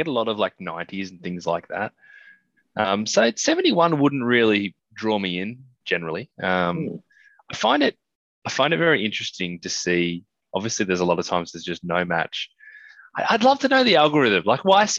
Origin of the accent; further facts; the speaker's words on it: Australia; being an Australian